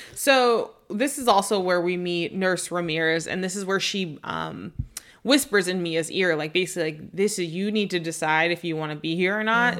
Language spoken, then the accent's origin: English; the Northwest, Pacific Northwest, United States; now in Arizona, United States; growing up in the Northwest